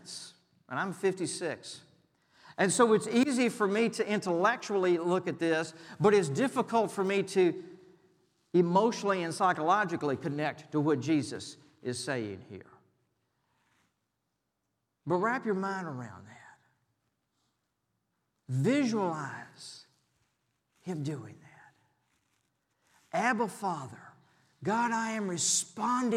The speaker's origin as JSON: {"language": "English", "town": "Richmond", "region": "Virginia", "country": "United States", "tie": "born or raised there", "said": "my hometown was Richmond"}